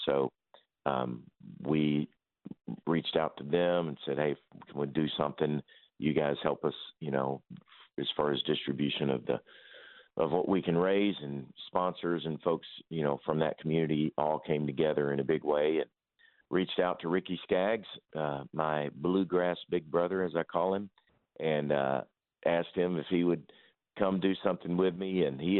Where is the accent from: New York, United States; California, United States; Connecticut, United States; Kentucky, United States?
Kentucky, United States; Paducah; also born or lived in Mayfield, Kentucky; I am born and raised in Paducah, Kentucky, on the banks of the Tennessee River in a small Kentucky town